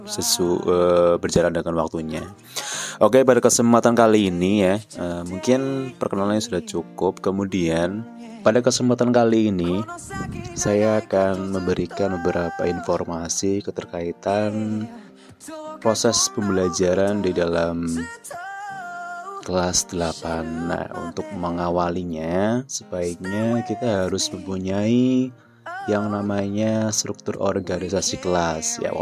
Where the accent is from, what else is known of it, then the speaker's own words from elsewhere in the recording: Banyumas, Central Java, Indonesia; born there; Saya lahir di Banyumas pada tanggal 17 April 1900 1996